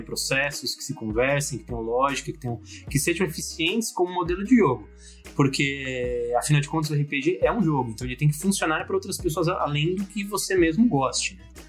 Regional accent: São Paulo, Brazil; eu sou um pequeno empresário paulista, paulistano, né? Moro aqui na capital de São Paulo.

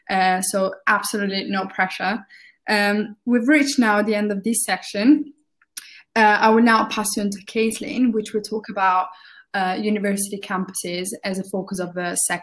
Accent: Italy; now in Birmingham, United Kingdom; because I moved to Birmingham from Italy, I can definitely tell you that if you're moving from abroad, it's going to be quite confusing

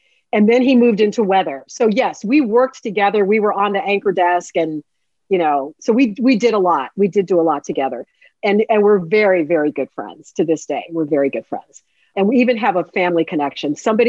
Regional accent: Chicago, Illinois, United States; moved away as an adult; now in Houston, United States; when I came here in 1989. I remember when I was growing up in Chicago

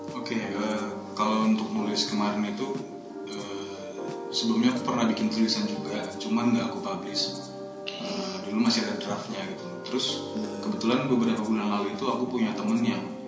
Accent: Medan, North Sumatra, Indonesia; moved away as an adult; now in Yogyakarta, Indonesia; asalnya dari Medan, tapi kuliah di Atma Jaya angkatan 2011

